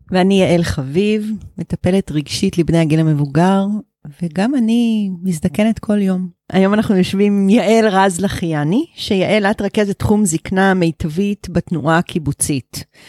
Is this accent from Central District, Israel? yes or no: yes; Givat Brenner, Central District, Israel; also born or lived in Kibbutz Netzer Sereni; אני בת קיבוץ נצר סירני, אחר כך גדלתי בקיבוץ גבעת ברנר